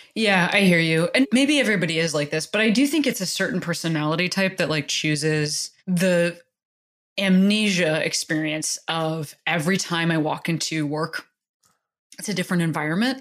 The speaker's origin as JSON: {"language": "English", "region": "Midwest", "country": "United States", "tie": "born or raised there", "also_born_or_lived": "Chicago", "moved": "as an adult", "lives_now": "Los Angeles, United States", "said": "growing up in the Midwest"}